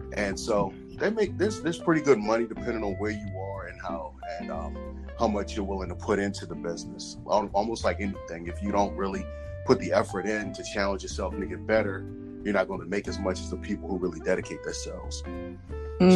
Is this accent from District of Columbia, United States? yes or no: yes; Washington, District of Columbia, United States; moved away as an adult; now in Prince George's County, Maryland, United States; born and raised in Washington D.C. Currently, I live in Prince George's County, Maryland, which is a suburb.